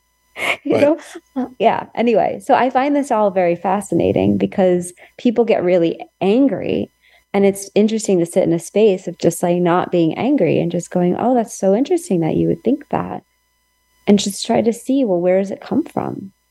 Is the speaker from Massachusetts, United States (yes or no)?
no; California, United States; And I'm coming from California, so you can just import whatever stereotype you have about California.